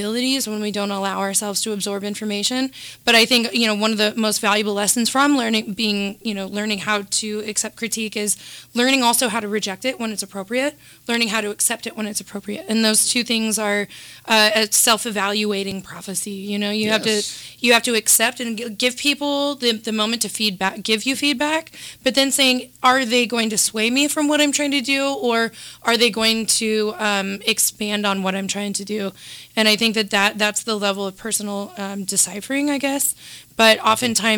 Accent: Kansas City, Missouri, United States; I'm from the heart of the United States, Kansas City.

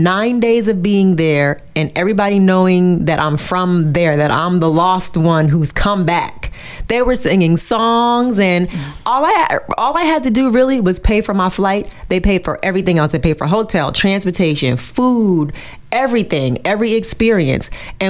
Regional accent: Far North, Cameroon; And so I'm from the Mafa people. The Mafa people are from the extreme north.

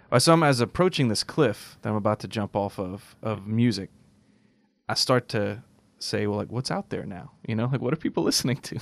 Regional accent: United States; I love being American.

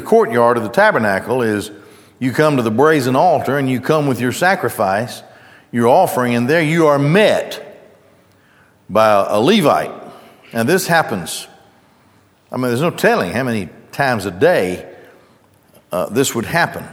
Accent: Gadsden, Alabama, United States; when I grew up in Gadsden, as I grew up there, the Goodyear Tire and Rubber Plant was probably the driving economic force there

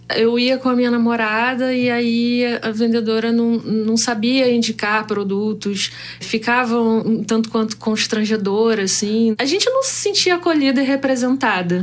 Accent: Rio de Janeiro, Brazil; sou do Rio de Janeiro

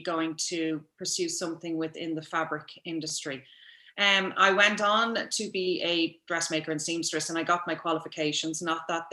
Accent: Dublin, Leinster, Ireland; now in Kildare, Ireland; I was born and reared in Templeogue in Dublin

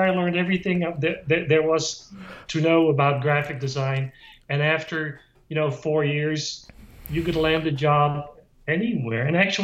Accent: Netherlands; moved away; I grew up in Holland

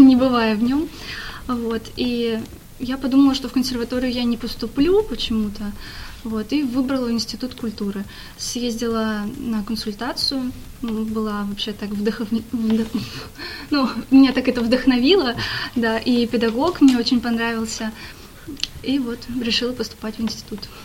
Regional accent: Nizhny Novgorod, Nizhny Novgorod Oblast, Russia; now in Saint Petersburg, Russia; родилась я не совсем в Нижнем Новгороде, а я родилась в селе рядом с ним, в небольшом таком поселке, но большую часть жизни я жила в Нижнем Новгороде.

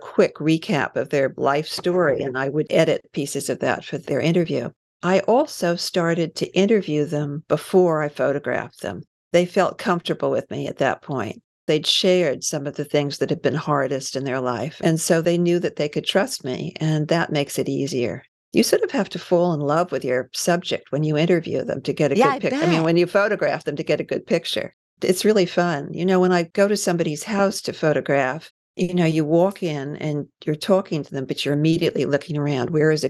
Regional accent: New York, United States; I grew up in New York, and I went to school in New York. I went away to boarding school and then college.

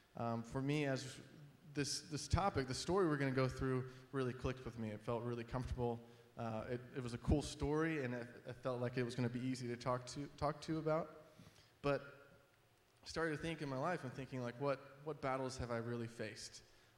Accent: Georgia, United States; also born or lived in Florida; now in New Jersey, United States; She's generally from the Chicago area, and I grew up in Georgia and Florida. So when people ask where we're from, I say lots of places.

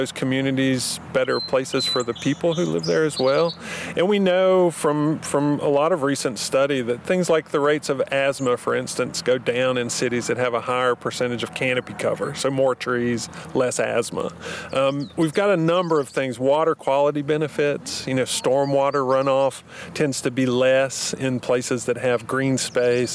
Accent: North Carolina, United States; we grew up with in North Carolina

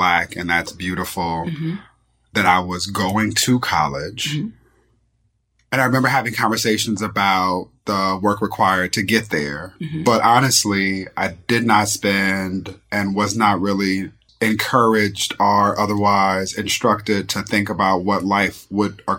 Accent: Inglewood, California, United States; I'm from Inglewood, California, born and raised.

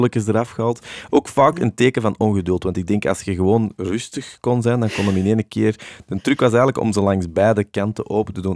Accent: Antwerp, Flanders, Belgium; de braderij in Deurne, hè, want dat is waar ik ben opgegroeid

